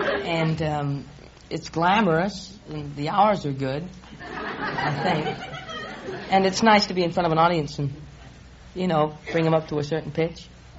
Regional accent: London, United Kingdom; moved away; No, I'm from London.

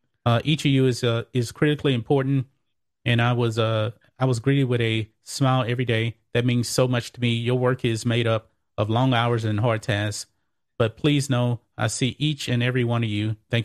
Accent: Texas, United States; just for Texas, but I'm biased. I'm a Texan.

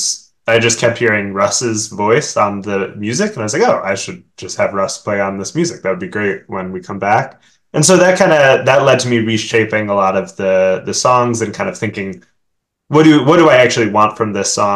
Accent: Oak Park, Illinois, United States; also born or lived in Oberlin, Ohio / Washington, D.C. area; I grew up outside of Chicago in the suburb called Oak Park

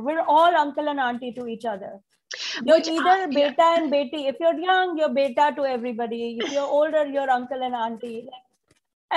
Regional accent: India; now in United States; I'm an Indian immigrant mom in America

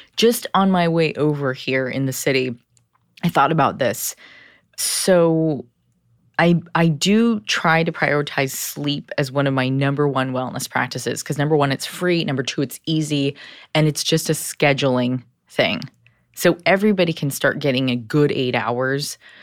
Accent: Southern California, United States; Growing up in Southern California with immigrant parents

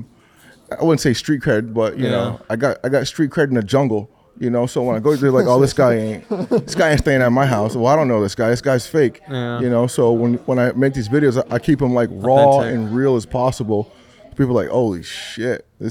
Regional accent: Atlanta, Georgia, United States; moved away as an adult; also born or lived in Rhode Island / Miami; I was in Atlanta from like first grade to 12th grade

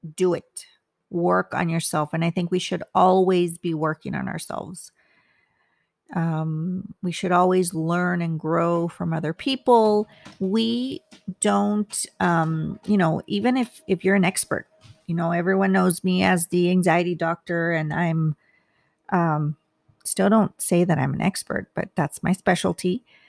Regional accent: United States; I'm Hispanic. I'm Mexican American

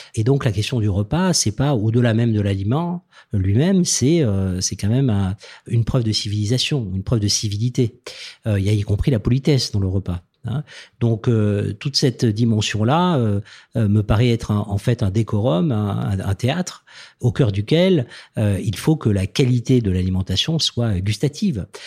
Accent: Toulouse, Occitania, France; venant de Toulouse, moi je suis né dans le Sud-Ouest

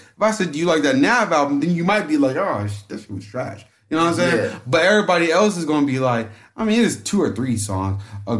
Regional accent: the South, United States; I'm from the South.

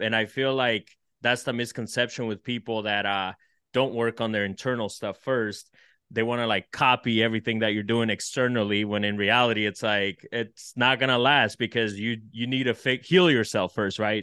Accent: El Salvador; now in United States; I come from El Salvador and dirt poor

